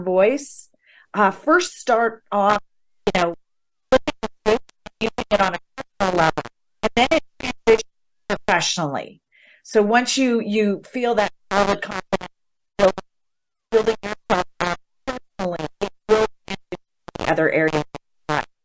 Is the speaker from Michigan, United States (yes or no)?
no; the Midwest, Ohio, United States; I grew up in the Midwest where girls were to be seen and not heard.